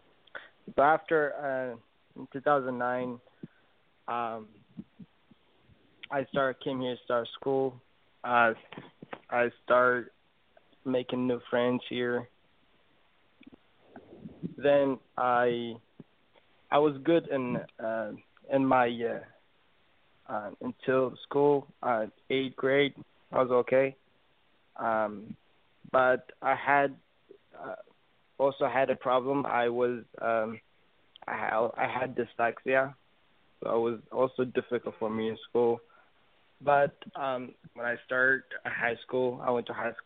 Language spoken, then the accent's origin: English; Ethiopia; I'm from Ethiopia.